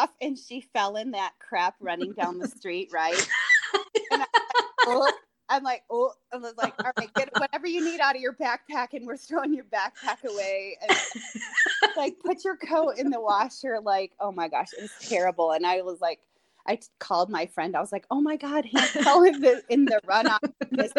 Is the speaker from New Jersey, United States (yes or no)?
no; Michigan, United States; I grew up in Michigan